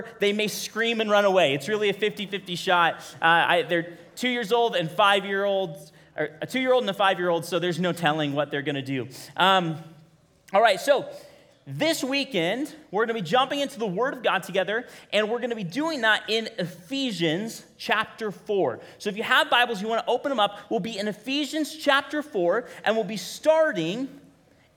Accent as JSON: {"language": "English", "town": "Bakersfield", "region": "California", "country": "United States", "tie": "born or raised there", "moved": "yes", "lives_now": "Kingsburg, United States", "said": "I grew up in Bakersfield"}